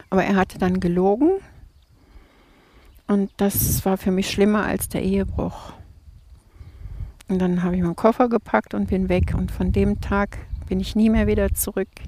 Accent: Krefeld, North Rhine-Westphalia, Germany; Äh, Krefeld.

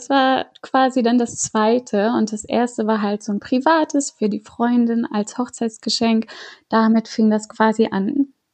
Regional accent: Flensburg, Schleswig-Holstein, Germany; now in Hamburg, Germany; Ich bin 29 Jahre alt. Ich lebe seit zehn Jahren in Hamburg. Geboren und aufgewachsen bin ich aber in Flensburg.

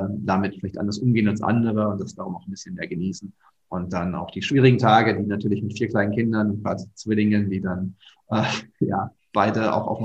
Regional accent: Bochum, North Rhine-Westphalia, Germany; moved away as an adult; also born or lived in Hattingen / Nijmegen; now in Lower Rhine, Germany; Meine Familie ist im Ruhrgebiet, da wo ich aufgewachsen bin, in Hattingen und Bochum.

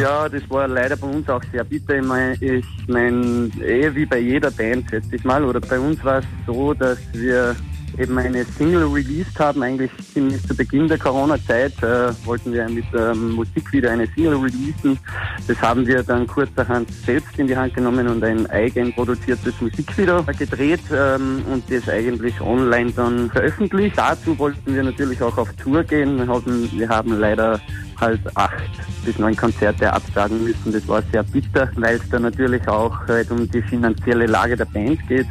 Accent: Graz, Styria, Austria; Wir kommen aus Stadt Graz, in Österreich bzw. Graz-Wolfsberg.

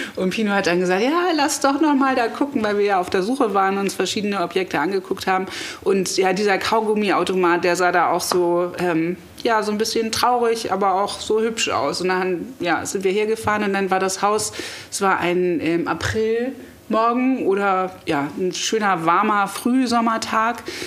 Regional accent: Hamburg, Germany; moved away; Aber geboren bin ich in Hamburg, auch meine Eltern sind gebürtige Hamburger, also ich bin wirklich Hamburgerin

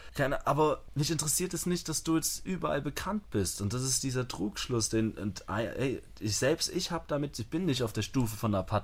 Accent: Germany; moved away; also born or lived in Vienna, Austria; Selbst als Deutscher

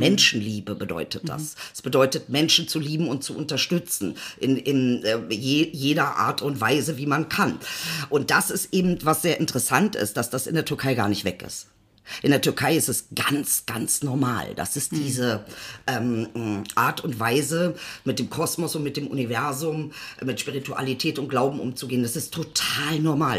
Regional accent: Celle, Lower Saxony, Germany; also born or lived in Benefeld-Bomlitz / Berlin-Kreuzberg; now in Berlin, Germany; ich bin in Celle geboren, ist eine, damals war es eine 70.000 Einwohnerstadt. Ähm, und dann bin ich ja halt nochmal in, in einen kleineren ähm, Ort gekommen und das war dann Benefeld-Bomlitz

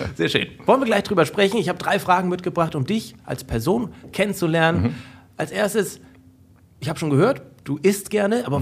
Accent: North Frisia, Schleswig-Holstein, Germany; Nordfriesland, Schleswig-Holstein

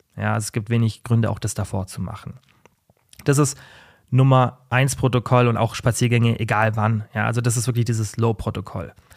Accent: Germany; Bei uns in Deutschland

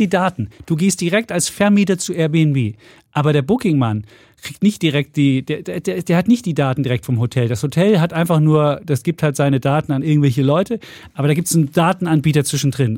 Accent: East Germany, Germany; wir Ossis waren

